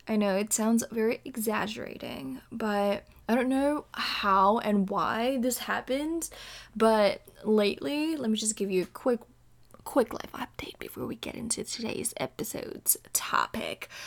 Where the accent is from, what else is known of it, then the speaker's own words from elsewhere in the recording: Indonesia; moved away as an adult; now in California, United States; born and raised in Indonesia, recording for you straight from the state of California